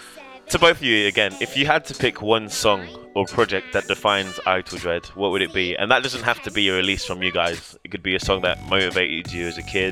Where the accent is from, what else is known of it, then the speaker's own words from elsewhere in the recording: London, United Kingdom; growing up in London.